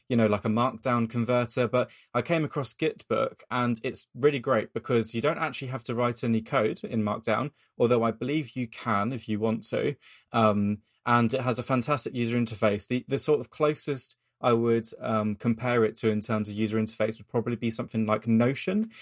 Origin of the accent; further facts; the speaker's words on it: United Kingdom; I'm as British as you can get